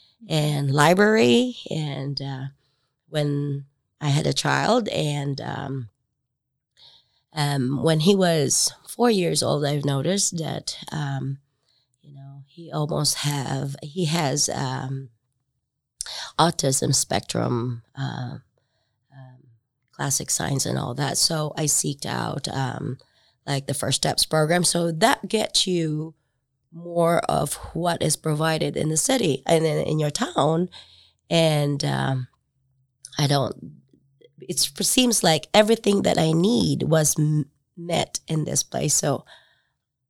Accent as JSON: {"language": "English", "region": "southern Philippines", "country": "Philippines", "tie": "born or raised there", "also_born_or_lived": "Huntington, Indiana", "moved": "as an adult", "lives_now": "Marion, United States", "said": "I was raised Methodist in the Philippines"}